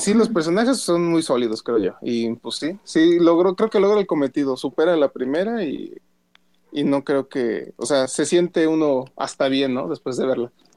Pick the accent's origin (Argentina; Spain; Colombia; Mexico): Mexico; San Luis Potosí; aquí las de mi tierra, San Luis